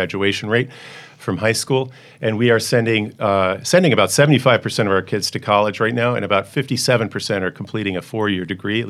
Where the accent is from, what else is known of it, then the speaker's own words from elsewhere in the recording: West Hartford, Connecticut, United States; moved away; I was a West Hartford kid.